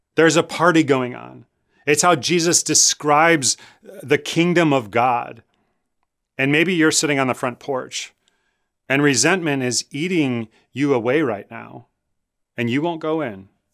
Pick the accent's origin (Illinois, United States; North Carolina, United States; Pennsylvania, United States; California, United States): Illinois, United States; Chicago; I grew up in Chicago. I went to Lane Tech High School